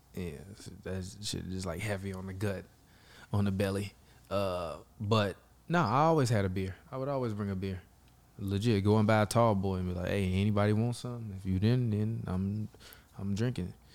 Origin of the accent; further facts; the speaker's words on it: Chicago, Illinois, United States; I'm from Chicago